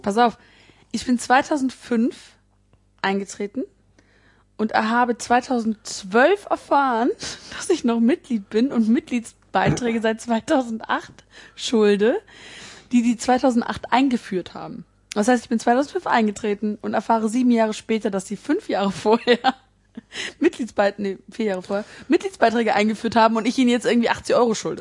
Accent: Bonn, North Rhine-Westphalia, Germany; ich komme ja ne, aus Bonn

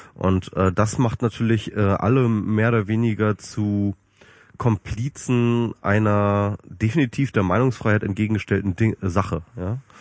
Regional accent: Germany; als Deutsche

